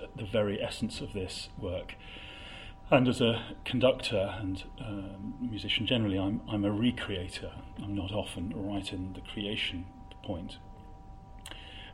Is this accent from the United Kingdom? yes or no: yes; Coventry, West Midlands, United Kingdom; moved away; also born or lived in Oxford; I come from Coventry